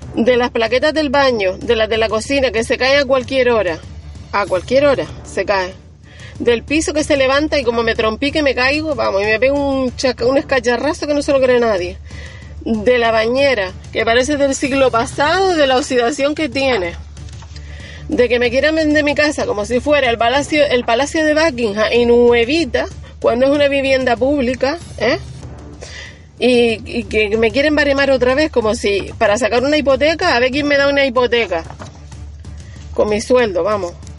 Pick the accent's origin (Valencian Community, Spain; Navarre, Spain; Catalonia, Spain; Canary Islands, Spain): Canary Islands, Spain; Ojos de Garza; Soy una vecina de Ojos de Garza